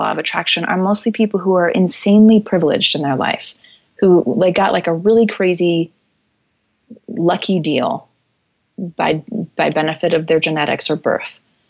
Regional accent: Tokyo, Japan; the reason I grew up in Tokyo is because my parents are Christian missionaries.

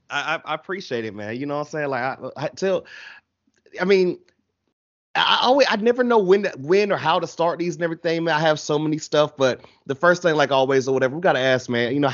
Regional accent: Atlanta, Georgia, United States; I'm from Atlanta

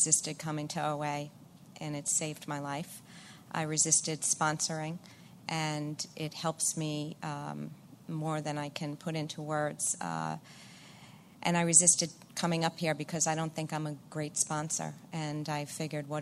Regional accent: Long Island, New York, United States; I'm from Long Island

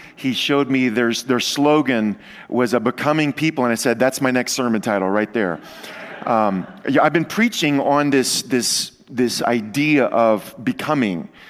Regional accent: Luling, Louisiana, United States; moved away; I come to you from the New Orleans area. That's where I was born and raised. Uh, my entire childhood and teenage life, I lived just outside of New Orleans in a, in a small town called Luling, Louisiana

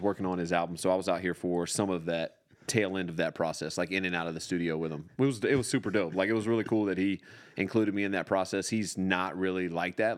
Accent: Raleigh, North Carolina, United States; now in Los Angeles, United States; I was born in Raleigh

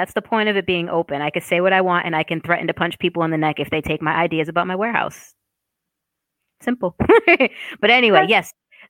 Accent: Boston, Massachusetts, United States; accent: Boston; So I lost my Boston accent in college on purpose because Sade and other people like her were making fun of me for my accent.

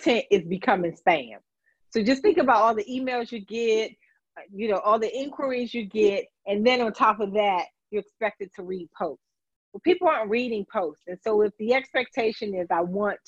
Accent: Washington, District of Columbia, United States; I'm a native Washingtonian. I grew up in Washington, D.C.

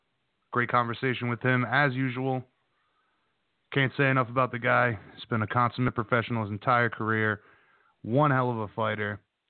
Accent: Hawaii, United States; as a Hawaiian, I know that everybody, you know, from the Hawaiian nation, they all appreciate a guy rising to the top like that.

